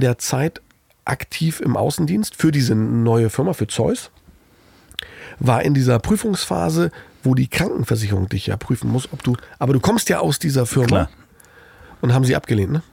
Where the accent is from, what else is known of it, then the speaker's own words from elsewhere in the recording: East Germany, Germany; moved away; als Ossi